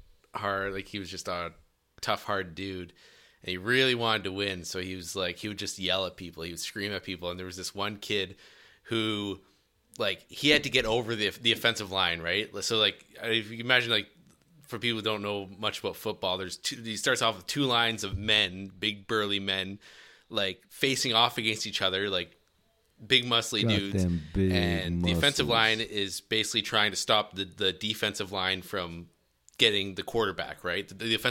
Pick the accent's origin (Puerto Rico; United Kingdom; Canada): Canada; Edmonton, Alberta; Here in Edmonton.